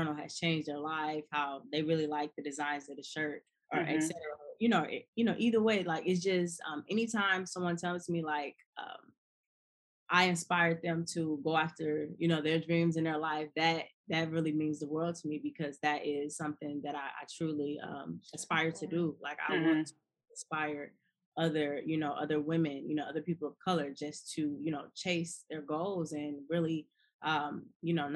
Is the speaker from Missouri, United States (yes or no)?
no; Milwaukee, Wisconsin, United States; moved away; my hometown, Milwaukee, Wisconsin.